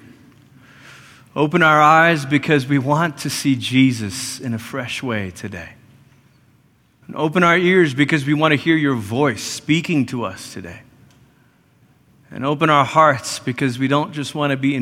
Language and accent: English; Malaysia; moved away; I grew up in Malaysia, which is about as far as you can go on the other side of the world before you start coming back